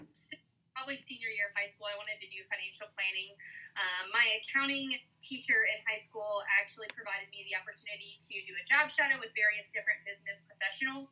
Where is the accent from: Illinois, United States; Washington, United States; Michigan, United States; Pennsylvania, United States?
Illinois, United States; Le Roy; I grew up in Leroy, Illinois